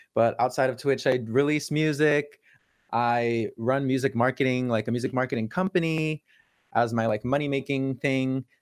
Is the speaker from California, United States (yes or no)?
yes; California, United States; moved away; where I grew up in California